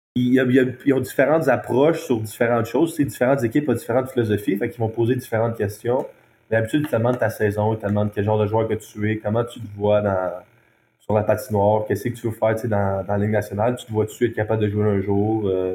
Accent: Montreal, Quebec, Canada; also born or lived in Halifax; chez nous à Montréal

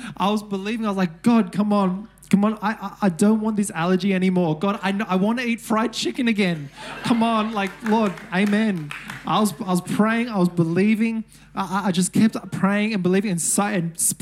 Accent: Sydney, New South Wales, Australia; I'm from Mount Druitt.

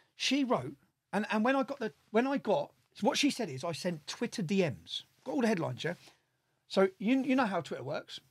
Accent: Luton, East of England, United Kingdom; I'm from Luton

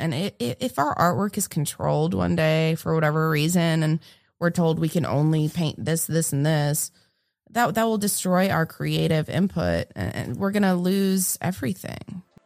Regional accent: New England, United States; moved away as an adult; also born or lived in Florida; now in Greensboro, United States; I'm originally from New England

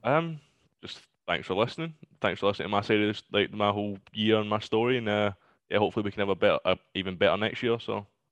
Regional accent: Glasgow, Scotland, United Kingdom; I'm from Glasgow

